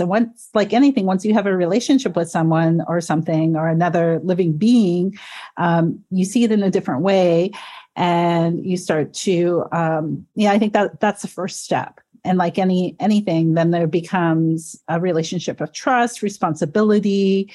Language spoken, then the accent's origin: English; Georgian Bay, Great Lakes region, Ontario, Canada; now in Toronto, Canada; being from the Great Lakes region, from Georgian Bay